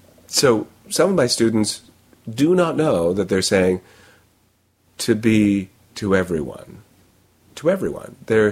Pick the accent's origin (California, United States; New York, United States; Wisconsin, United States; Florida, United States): New York, United States; accent: New York; maybe if I have other features in my speech that tell them I'm from New York, then that's part of a context. But it sounds like casual speech if I use my own accent